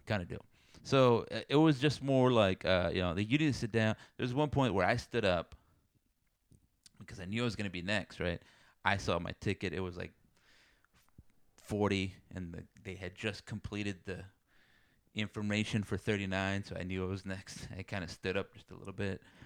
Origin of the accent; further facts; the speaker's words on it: South Texas, United States; moved away; I come from South Texas